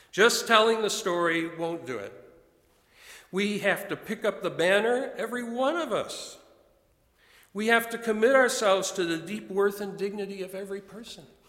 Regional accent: Chicago, Illinois, United States; I come from Chicago

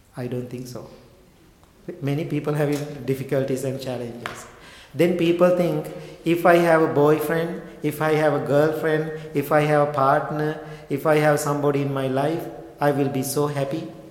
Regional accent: Sri Lanka; I was born and raised in Sri Lanka

